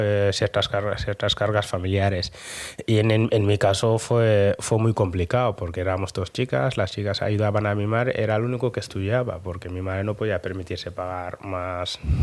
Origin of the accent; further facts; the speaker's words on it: Dakar, Senegal; now in Bilbao, Spain; yo soy de Dakar